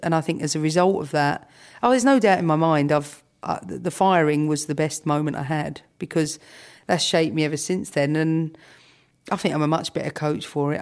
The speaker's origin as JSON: {"language": "English", "region": "London", "country": "United Kingdom", "tie": "born or raised there", "said": "Camden has shaped me, no doubt, because it gave me the important things, the streetwise things. You know, I grew up in flats."}